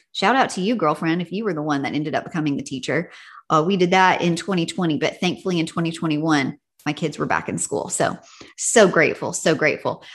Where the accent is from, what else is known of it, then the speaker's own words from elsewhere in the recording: Tennessee, United States; now in California, United States; When I was growing up in Tennessee, we usually got out of school in May